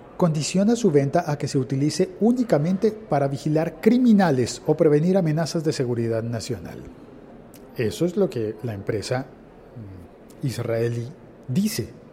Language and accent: Spanish; Colombia; En Colombia, en mi país